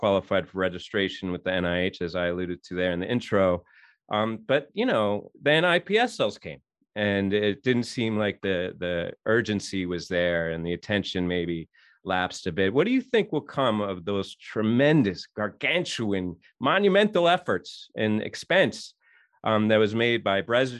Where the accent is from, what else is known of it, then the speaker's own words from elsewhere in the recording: New York City, New York, United States; born and raised in New York City